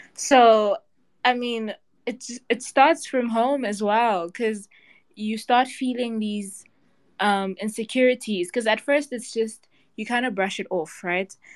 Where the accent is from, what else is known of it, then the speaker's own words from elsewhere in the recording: South Africa; I'm from South Africa